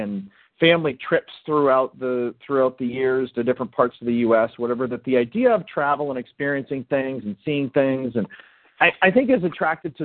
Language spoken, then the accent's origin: English; Midwest, United States; growing up in the Midwest